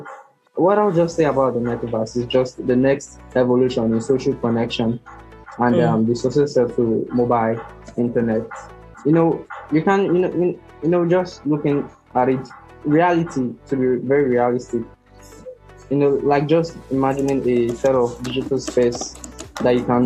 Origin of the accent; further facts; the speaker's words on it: Nigeria; also born or lived in Lagos, Nigeria; I'm from Nigeria